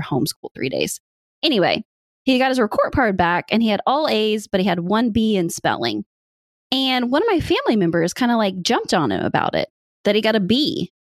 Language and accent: English; Midwest, United States; now in Indiana, United States; I grew up in the Midwest. I am a good old farm girl.